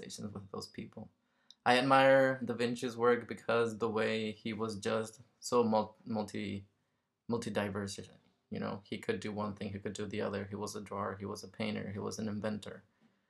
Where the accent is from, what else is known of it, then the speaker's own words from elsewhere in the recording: Mexico; I'm from Mexico, so I'm Mexican